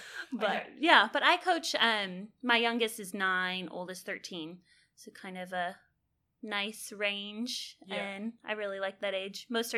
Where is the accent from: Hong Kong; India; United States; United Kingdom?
United States; California; moved away as an adult; also born or lived in Nebraska; now in Texas, United States; I grew up in California.